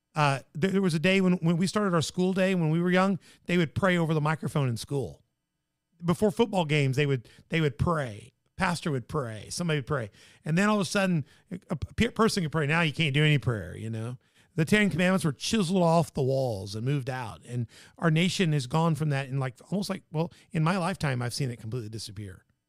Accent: Tennessee, United States; my home state

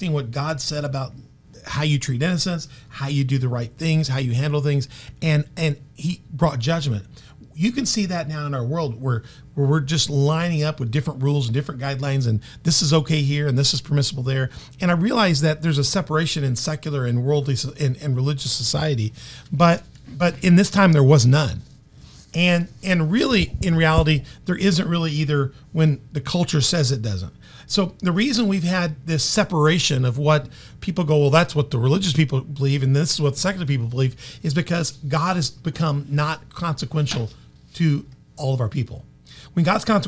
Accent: Memphis, Tennessee, United States; now in Carbondale, United States; I grew up most of my life in Memphis, so I consider myself a Memphis boy

